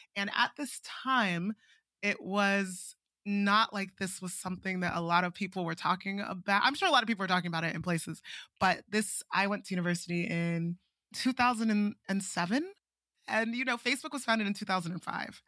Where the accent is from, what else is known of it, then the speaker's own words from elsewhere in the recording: Nigeria; moved away as an adult; also born or lived in Princeton, United States; I'm Nigerian